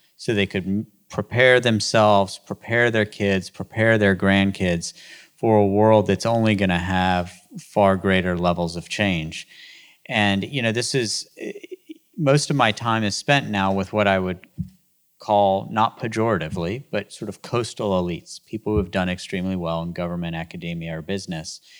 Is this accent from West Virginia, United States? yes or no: yes; West Virginia, United States; moved away as an adult; also born or lived in Baltimore; growing up in West Virginia as a public school kid